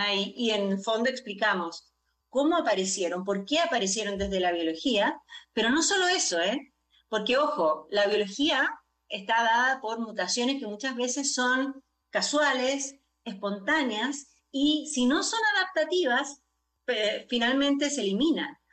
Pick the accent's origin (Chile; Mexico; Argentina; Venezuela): Chile; yo soy chilena de origen